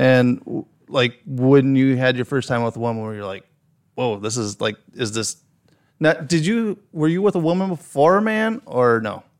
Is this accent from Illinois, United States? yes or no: yes; Chicago, Illinois, United States; accent: heavy Chicago; my heavy Chicago accent